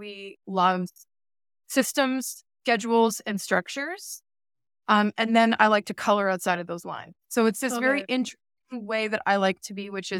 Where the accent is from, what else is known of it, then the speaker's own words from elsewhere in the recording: Brantford, Ontario, Canada; also born or lived in New York / Connecticut; now in Toronto, Canada; I went to school in Brantford, Ontario, and my high school was Brantford Collegiate Institute